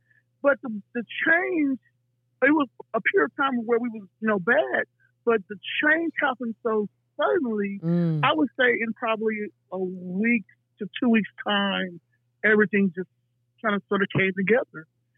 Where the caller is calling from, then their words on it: El Paso, Texas, United States; I'm calling from El Paso, Texas.